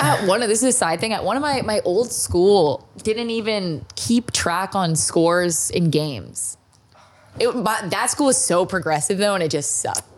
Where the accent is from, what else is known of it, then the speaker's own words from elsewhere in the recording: Toronto, Ontario, Canada; moved away; I'm from Toronto